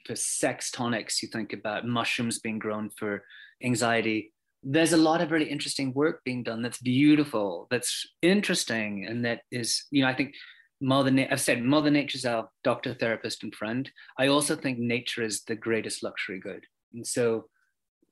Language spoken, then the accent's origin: English; Australia; also born or lived in London; now in United States; I'm originally from Australia, even though I lived in London for bits before I moved here.